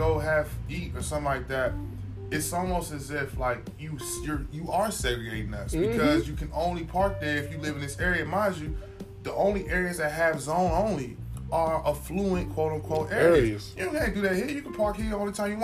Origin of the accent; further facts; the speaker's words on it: Washington, District of Columbia, United States; When I grew up in Southeast, over in that area, I grew up in northern part of Southeast, like Fort Davis, Hillcrest